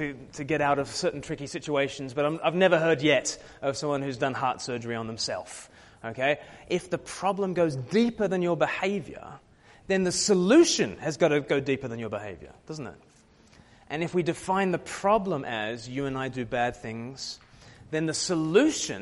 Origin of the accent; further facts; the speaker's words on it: Australia; I was born in Australia, far from the mother country